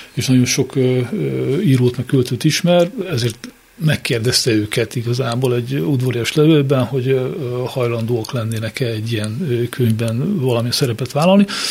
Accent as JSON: {"language": "Hungarian", "town": "Miskolc", "region": "Borsod-Abaúj-Zemplén", "country": "Hungary", "said": "én is Miskolci vagyok."}